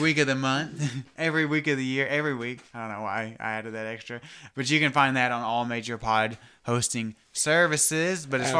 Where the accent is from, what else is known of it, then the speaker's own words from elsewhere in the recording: the South, United States; Yeah, we're from the South.